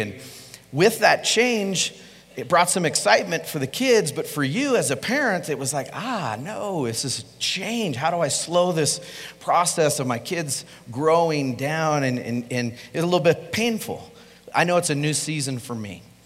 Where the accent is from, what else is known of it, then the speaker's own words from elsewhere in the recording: Colorado, United States; I'm from Colorado. I'm a native, born and raised here.